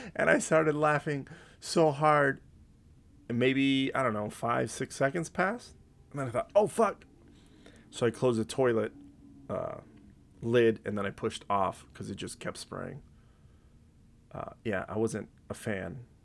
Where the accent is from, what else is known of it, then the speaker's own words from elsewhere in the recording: Montclair, United States; I grew up in Montclair